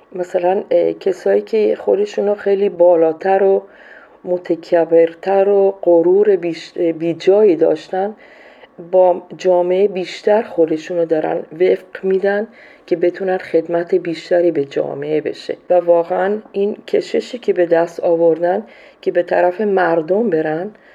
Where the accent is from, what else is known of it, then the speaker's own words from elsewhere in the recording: Iran; moved away as an adult; also born or lived in Colombia / Peru; now in Ecuador; من از سال 76 از ایران بیرون اومدم و رفتم کلمبیا بعد از اون رفتم پرو بعدش هم اکوادور هستم